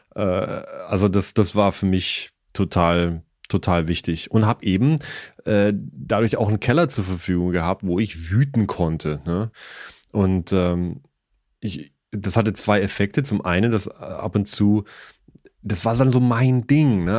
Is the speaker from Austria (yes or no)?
no; Eystetten, Bavaria, Germany; also born or lived in Augsburg; Ich bin aber geboren, also aufgewachsen in Eistetten, A-Y-Städten